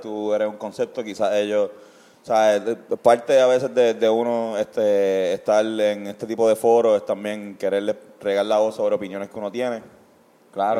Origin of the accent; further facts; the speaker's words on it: Puerto Rico; todas las personas que escuchamos reggae y somos puertorriqueños